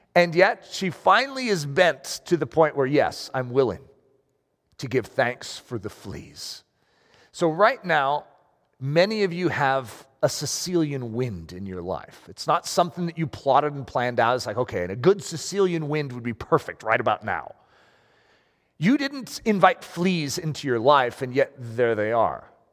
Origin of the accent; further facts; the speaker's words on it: United States; I'm American.